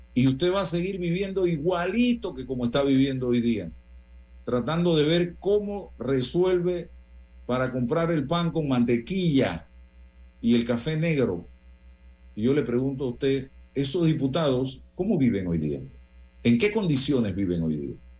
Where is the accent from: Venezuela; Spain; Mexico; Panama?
Panama; como panameño